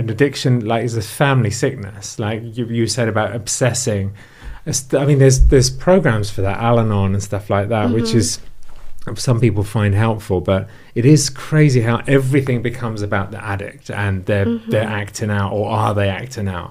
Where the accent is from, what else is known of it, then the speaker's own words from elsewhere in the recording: England, United Kingdom; now in United States; I'm obviously from England